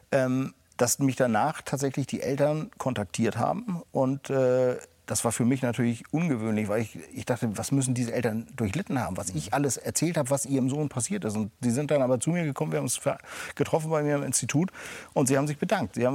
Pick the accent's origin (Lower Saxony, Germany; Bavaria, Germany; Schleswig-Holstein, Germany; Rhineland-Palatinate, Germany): Schleswig-Holstein, Germany; Und als Schleswig-Holsteiner war das natürlich eine irre Geschichte